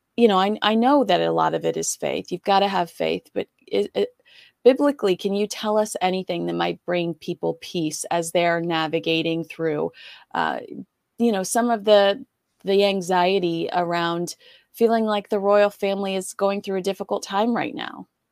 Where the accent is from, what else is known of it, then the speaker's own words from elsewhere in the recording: United States; as an American